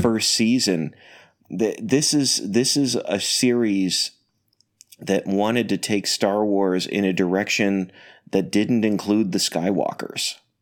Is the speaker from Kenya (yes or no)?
no; Canada; now I'm Canadian